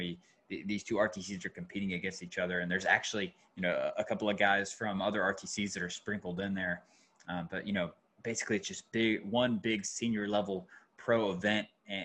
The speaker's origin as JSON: {"language": "English", "region": "Georgia", "country": "United States", "moved": "as an adult", "lives_now": "North Carolina, United States", "said": "I'm from Georgia. And so like, I'm a big Falcons fan. I went to the University of Georgia, and then I moved up here and I'm in North Carolina now."}